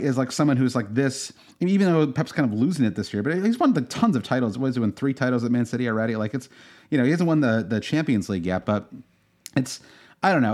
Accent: Michigan, United States; growing up in Michigan

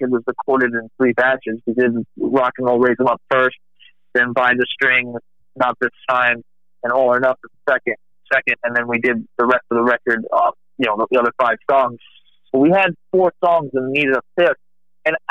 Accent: Rhode Island, United States; now in Texas, United States; I'm originally from Rhode Island, but living in Texas

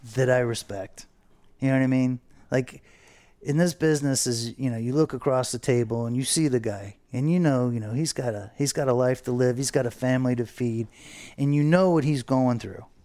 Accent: Fort Lauderdale, Florida, United States; we grew up here in Fort Lauderdale

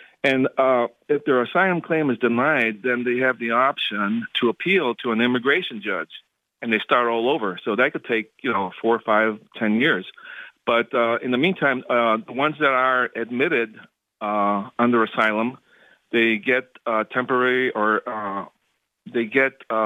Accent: Chicago, Illinois, United States; also born or lived in Florida; now in Chicago, United States; I used to live in Florida, but I'm originally from Chicago

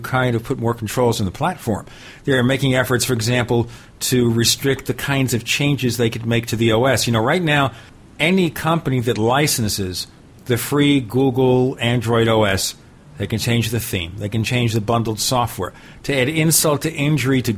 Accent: New York City, New York, United States; I grew up in Brooklyn, New York

